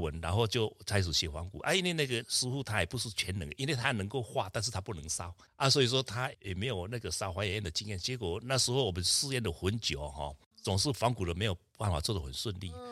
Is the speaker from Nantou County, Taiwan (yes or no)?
yes; Lugu, Nantou County, Taiwan; moved away; also born or lived in Tucheng; 我出生在南投鹿谷的乡下，家里是以作龙为主